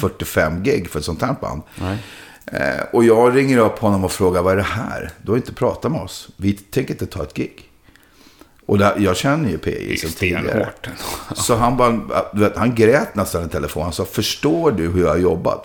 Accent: Sweden; Jag kommer hela vägen från Sverige.

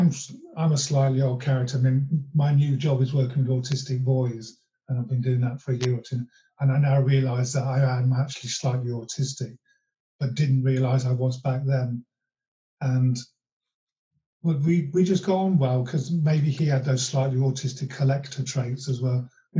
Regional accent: Long Eaton, East Midlands, United Kingdom; John Walters was from my hometown of Long Eaton.

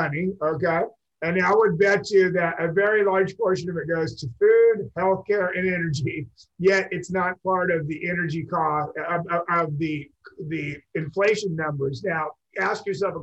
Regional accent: Seattle, Washington, United States; moved away; I'm from Seattle originally

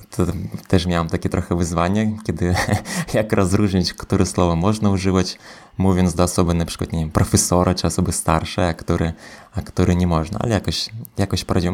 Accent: Belarus; now in Poland; wychowałem się e, w Białorusi

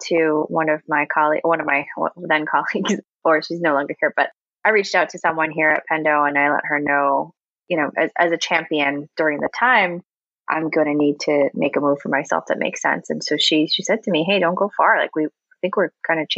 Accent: New York, United States; moved away as an adult; also born or lived in North Carolina; now in Raleigh, United States; I am from New York. I ended up coming down with my last company who was looking to expand presence down here

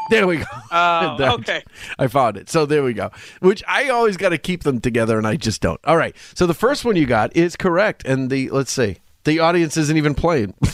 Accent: Pawtucket, Rhode Island, United States; The Hasbro headquarters is in Pawtucket. That's my hometown.

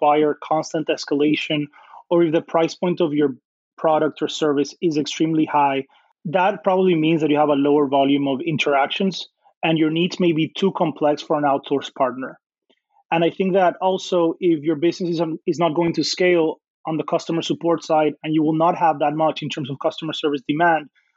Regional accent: Dominican Republic; moved away as an adult; now in United States; I grew up in the Dominican Republic, which is a small country in the Caribbean

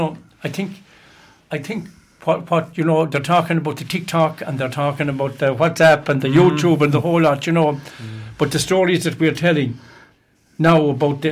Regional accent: Fenor, Ireland; also born or lived in Doora; them lovely traditions, I grew up with those in Fenor

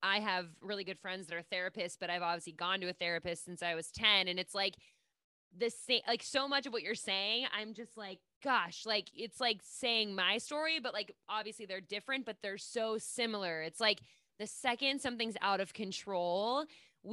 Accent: Pittsburgh, Pennsylvania, United States; I'm from Pittsburgh

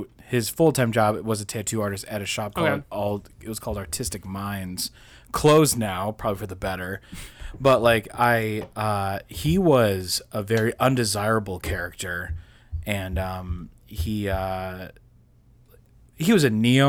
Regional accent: Chicago, Illinois, United States; I'm from Chicago. Way back.

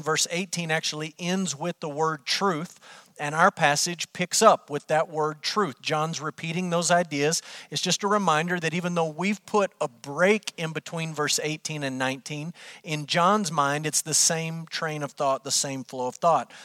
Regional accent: Amarillo, Texas, United States; moved away as an adult; also born or lived in Kentucky; I grew up in Amarillo, Texas. I lived there my entire life until Brooke and I moved to Kentucky so that I could go to seminary.

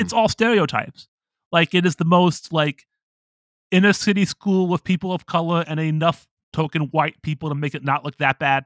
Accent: Toledo, Ohio, United States; I'm from Toledo. Like, you know, my high school was, like, predominantly white

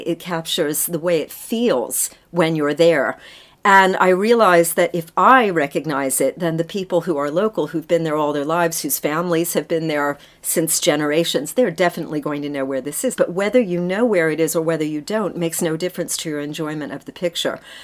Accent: United States; now in United Kingdom; I'm an American

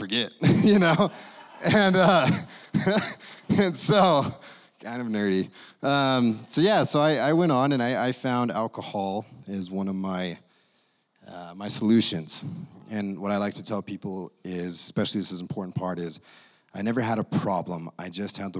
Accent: Idaho, United States; moved away; I come from Idaho

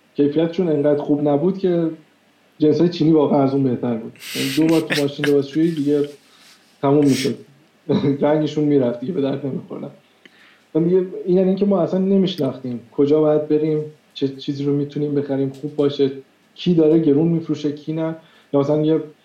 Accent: Iran; moved away as an adult; تو ایران انگلیسی یاد گرفته باشه

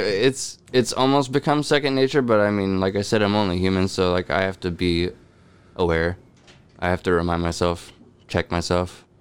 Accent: California, United States; also born or lived in Chicago; just missing home, knowing California

